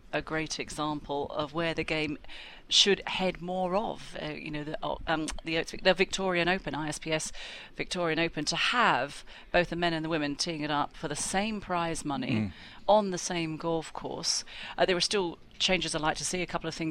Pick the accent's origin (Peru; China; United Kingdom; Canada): United Kingdom; England; moved away as an adult; also born or lived in Florida, United States; now in Singapore; I grew up in England and played for England many moons ago.